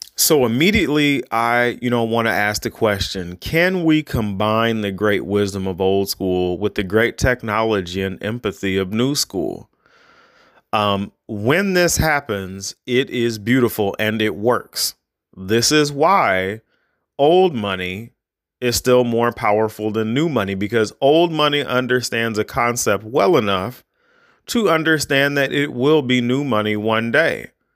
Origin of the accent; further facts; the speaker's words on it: United States; me as an, as an American